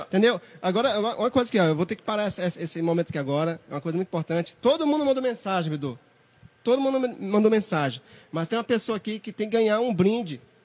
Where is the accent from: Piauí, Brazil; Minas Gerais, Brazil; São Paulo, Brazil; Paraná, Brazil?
Piauí, Brazil; eu falo Toninha porque eu sou do Piauí